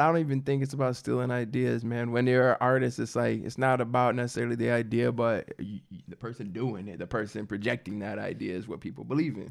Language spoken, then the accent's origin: English; Midwest, United States; I'm from the Midwest, and I don't come from much